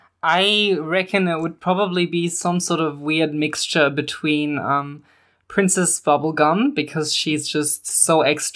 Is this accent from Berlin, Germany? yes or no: yes; Berlin, Germany; moved away as an adult; also born or lived in Perth, Australia; now in Canberra, Australia; I grew up in Berlin